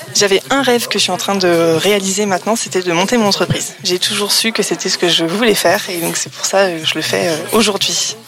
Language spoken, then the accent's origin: French; Paris region, Île-de-France, France; moved away as an adult; now in Le Havre, France; je suis originaire de la région parisienne et habite au Havre depuis trois ans